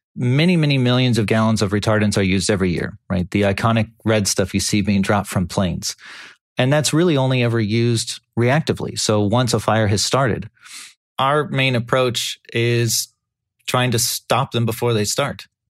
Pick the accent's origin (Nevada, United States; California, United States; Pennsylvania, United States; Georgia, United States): California, United States; born or raised there